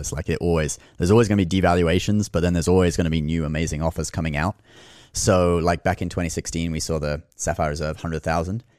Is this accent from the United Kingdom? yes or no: no; Hong Kong; now in New York, United States; I was born in Hong Kong, so, and my major in college is, uh, Chinese language